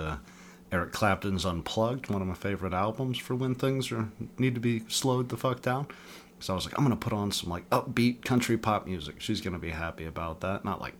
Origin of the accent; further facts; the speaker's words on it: Murfreesboro, Tennessee, United States; I grew up in Murfreesboro, so it was this small when I was, like, 10.